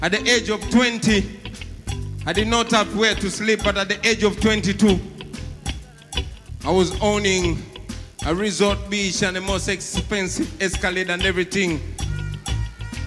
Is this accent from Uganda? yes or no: yes; Uganda; I come from Uganda, the most beautiful part of Africa.